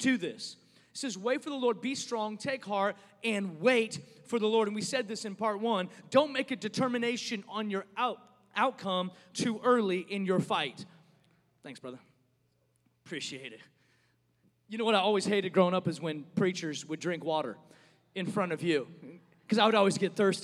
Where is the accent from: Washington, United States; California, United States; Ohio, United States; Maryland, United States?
Washington, United States; Seattle; moved away as an adult; now in Dallas, United States; I'm from Seattle